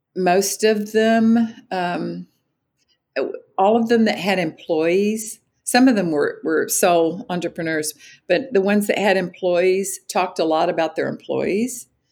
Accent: Austin, Texas, United States; my hometown, Austin, Texas.

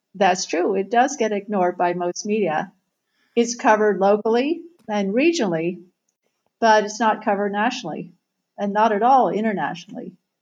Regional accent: Lancaster, Ohio, United States; moved away; I grew up in Ohio, so I grew up in southern Ohio

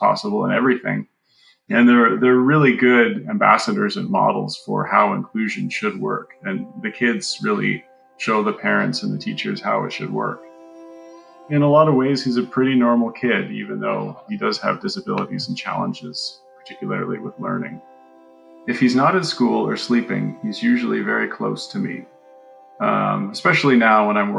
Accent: Canada; We're Canadian

